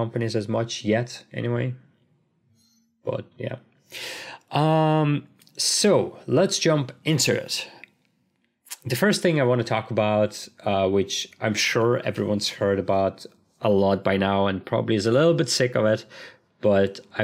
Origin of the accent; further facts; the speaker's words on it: Ryazan, Ryazan Oblast, Russia; now in Dublin, Ireland; my hometown, Rizan